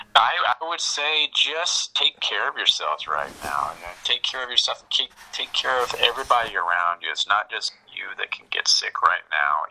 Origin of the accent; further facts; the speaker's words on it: Huntsville, Alabama, United States; now in New York, United States; where I grew up in Huntsville